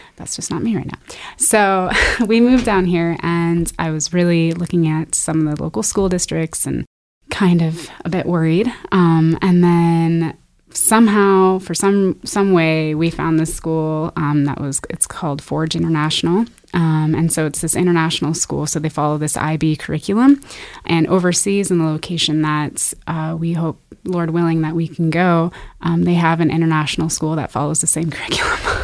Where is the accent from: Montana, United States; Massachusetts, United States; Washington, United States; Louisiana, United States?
Washington, United States; Spokane; moved away as an adult; now in Nampa, United States; I was born and raised in Spokane.